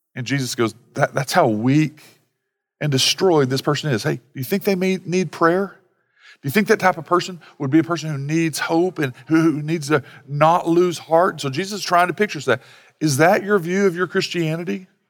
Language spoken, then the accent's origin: English; Sallisaw, Oklahoma, United States; I grew up in Salisaw where they had, you know, parimutuel betting.